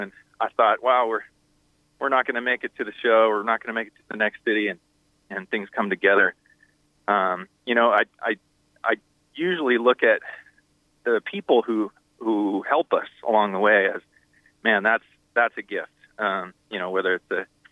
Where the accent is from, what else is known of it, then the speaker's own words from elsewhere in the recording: San Diego, California, United States; we're from San Diego. So, you know, the band grew up surfing together